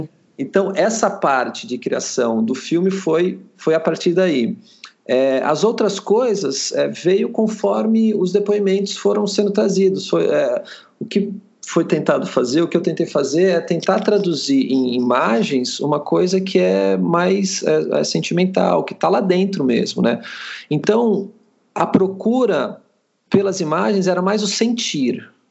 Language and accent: Portuguese; Sorocaba, São Paulo, Brazil; eu, eu, sou de Sorocaba, estou morando em Sorocaba, apesar já, já ter morado em outros lugares